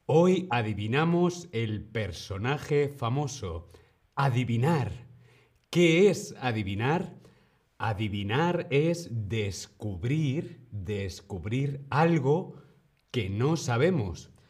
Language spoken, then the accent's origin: Spanish; Madrid, Community of Madrid, Spain; soy de Madrid, España